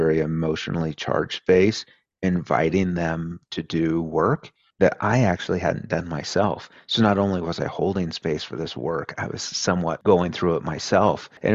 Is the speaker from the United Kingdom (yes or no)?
no; rural Oregon, United States; moved away; my mom still lives in the same house where I grew up. So if you go into my childhood bedroom in that house today in rural Oregon